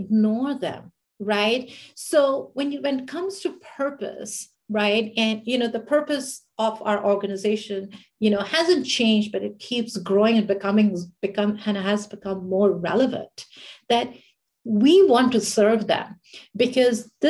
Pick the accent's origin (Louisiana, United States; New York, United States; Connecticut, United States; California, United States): New York, United States; I'm from New York.